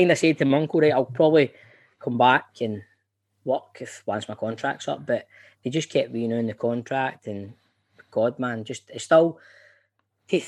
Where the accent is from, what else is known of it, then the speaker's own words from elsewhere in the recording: Glasgow, Scotland, United Kingdom; I grew up in Carntyne, went to school in Ridley in the east end of Glasgow